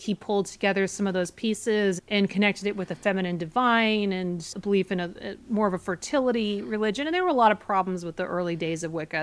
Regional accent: Portland, Oregon, United States; born or raised there; now in New York, United States

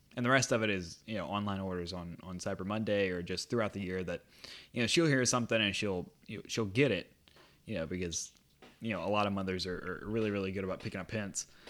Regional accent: United States; I am an American

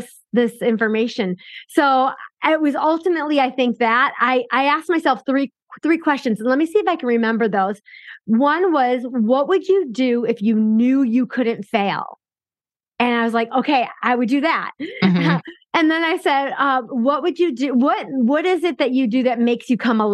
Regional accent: Chicago, Illinois, United States; I grew up and lived in Chicago my whole life.

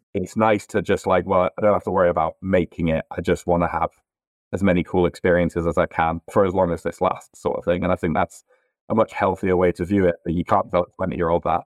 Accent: Northamptonshire, East Midlands, United Kingdom; born or raised there; moved away as an adult; also born or lived in north of England

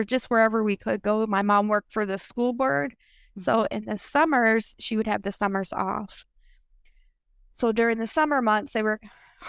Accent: Minneapolis, Minnesota, United States; we grew up mainly in North Minneapolis, area, you know, and there were times that we would stay in like condemned homes, condemned homes.

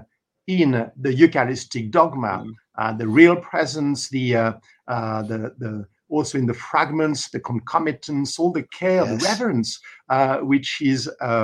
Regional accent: France; moved away; also born or lived in Paris; I was brought up in the Mass in French, in my in my country of origin, in France, and in the country, and in Paris

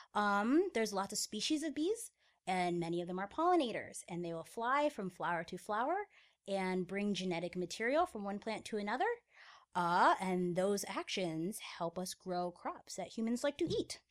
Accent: Florida, United States; moved away; I am from Florida

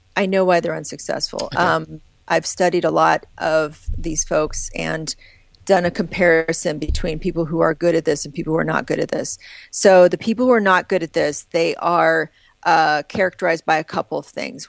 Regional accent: Midwest, United States; growing up in the Midwest, in the US

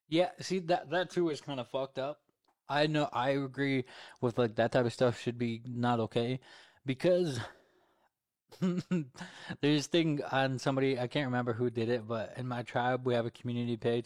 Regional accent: Alaska, United States; I'm from Alaska

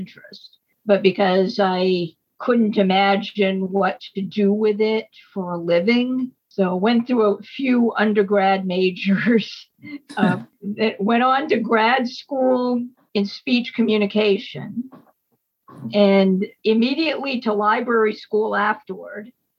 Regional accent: Lewiston, Maine, United States; also born or lived in Boston; I was born and raised in Lewiston. I am Franco-American. In fact, my mamá and papá lived with us as I was growing up. I still have cousins up in Canada.

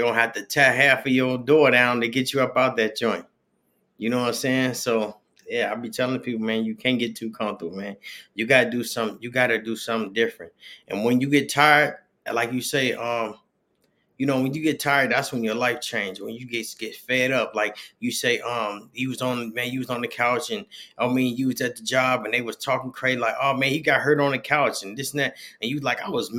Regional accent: Chicago, Illinois, United States; moved away; I'm from Chicago, and I thought I was going to stay there forever

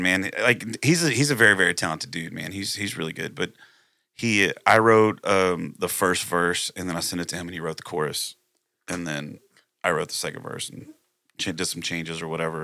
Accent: Plum Grove, Texas, United States; also born or lived in Splendora, Texas; I actually grew up in, uh, Plum Grove, Texas

